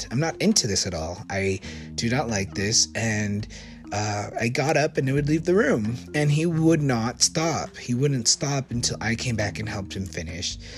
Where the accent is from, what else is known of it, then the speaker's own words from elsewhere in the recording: Maracaibo, Zulia, Venezuela; born there; I mean, I was born in Maracaibo, and they're both cities in Venezuela.